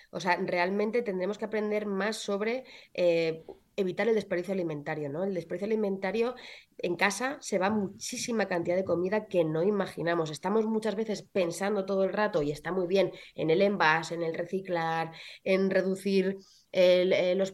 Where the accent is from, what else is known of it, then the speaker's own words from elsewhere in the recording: Castilla-La Mancha, Spain; Yo, como soy manchega, pues muy, muy de los productos de mi tierra.